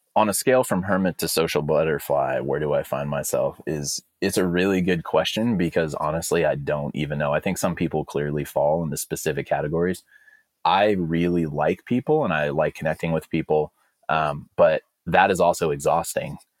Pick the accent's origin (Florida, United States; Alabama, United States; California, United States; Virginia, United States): California, United States; Alameda; I'm from a town called Alameda. It's in the East Bay